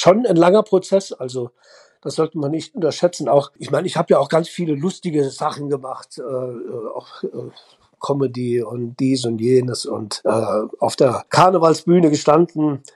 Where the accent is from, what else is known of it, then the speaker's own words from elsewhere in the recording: Hühnerfeld, Saarland, Germany; aus meiner Hühnerfelder Zeit, wo ich da geboren bin, wo ich groß geworden bin